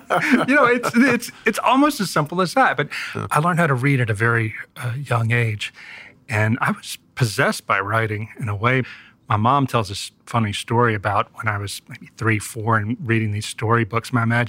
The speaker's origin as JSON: {"language": "English", "region": "the South", "country": "United States", "said": "To answer your question, though, and being a Southerner, I'm going to take these long digressions."}